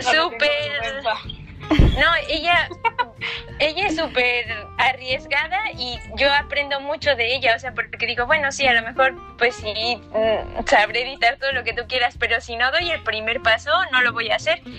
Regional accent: Mexico; moved away as an adult; also born or lived in Michoacán; now in Barcelona, Spain; soy mexicana y el amor me trajo a Barcelona.

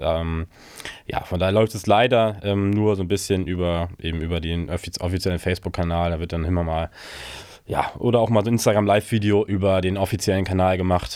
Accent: Germany; ich als Deutscher

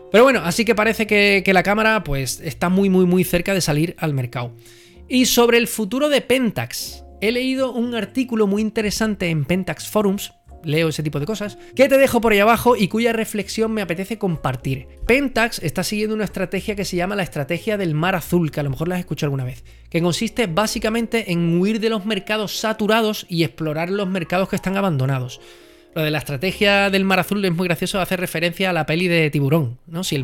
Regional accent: Andalusia, Spain; Yo soy andaluz, yo debería ¿eh? estar

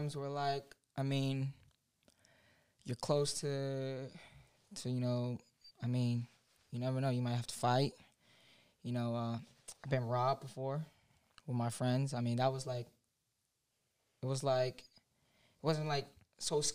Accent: Orlando, Florida, United States; I'm from Timberleaf in Orlando, Florida

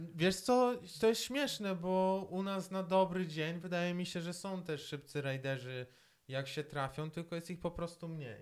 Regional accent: Poland; ja jestem z Polski

